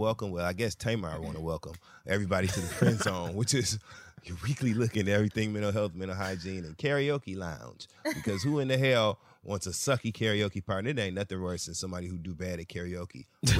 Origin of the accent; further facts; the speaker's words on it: Flint, Michigan, United States; I had to go home. I was Adele. Oh, I'm my hometown. I was Adele. I went to Flint this weekend.